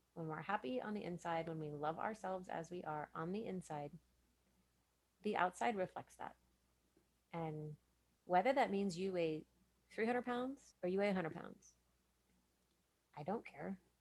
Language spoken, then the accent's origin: English; Richardson, Texas, United States; I grew up in Richardson